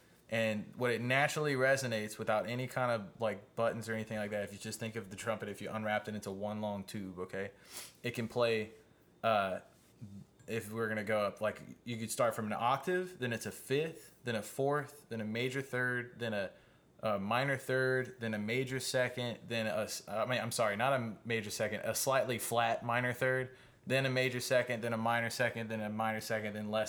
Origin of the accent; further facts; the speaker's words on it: Luling, Louisiana, United States; I'm from Luling.